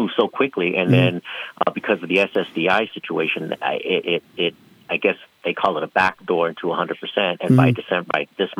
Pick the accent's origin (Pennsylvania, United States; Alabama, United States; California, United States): California, United States; San Francisco; also born or lived in San Diego; now in Las Vegas, United States; I was originally born and raised in San Francisco.